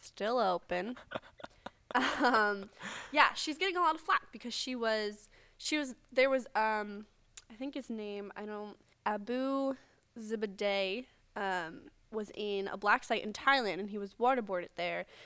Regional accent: United States; us as regular American citizens

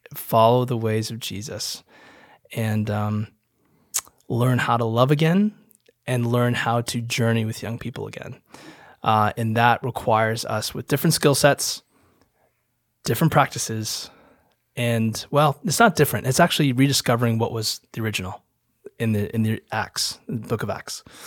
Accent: Holland, Michigan, United States; moved away as an adult; also born or lived in Naperville, Illinois; I'm from Holland, Michigan, and, uh, I was a y-, youth pastor for a long time in Chicago area

